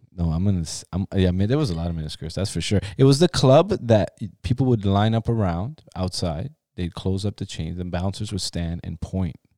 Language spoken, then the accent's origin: English; Toronto, Ontario, Canada; also born or lived in Iran; me growing up in Toronto, there was, like, we grew up in Forest Manor